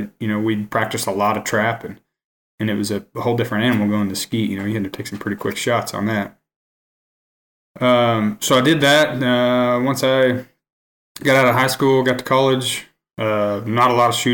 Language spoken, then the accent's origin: English; Hammond, Oklahoma, United States; I grew up in Hammond, Oklahoma. It's a really small town, far western Oklahoma, just north of Elk City